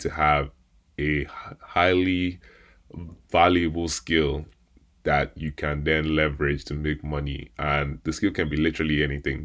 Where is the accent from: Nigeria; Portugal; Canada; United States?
Nigeria; me being Nigerian